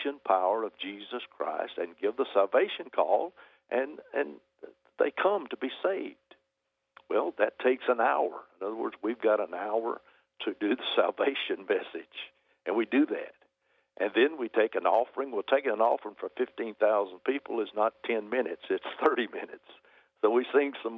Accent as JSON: {"language": "English", "region": "Alabama", "country": "United States", "said": "from Alabama"}